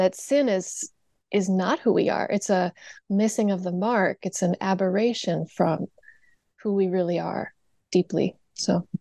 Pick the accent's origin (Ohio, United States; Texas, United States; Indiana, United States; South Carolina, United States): Indiana, United States; I grew up in Indiana